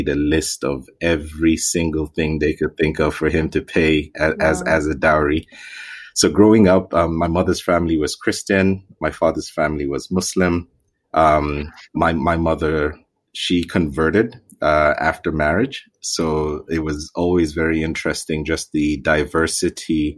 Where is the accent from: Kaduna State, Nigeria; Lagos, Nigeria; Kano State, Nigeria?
Kaduna State, Nigeria; Zaria; also born or lived in Ithaca, New York, United States; We all grew up in Zaria.